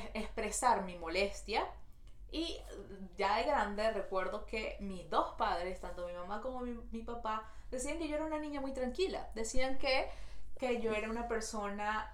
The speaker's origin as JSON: {"language": "Spanish", "country": "Venezuela", "moved": "yes", "lives_now": "Montreal, Canada"}